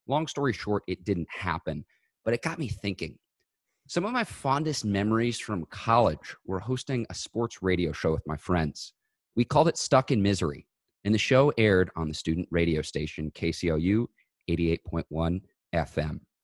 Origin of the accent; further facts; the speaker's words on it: Chicago, Illinois, United States; the Chicago guy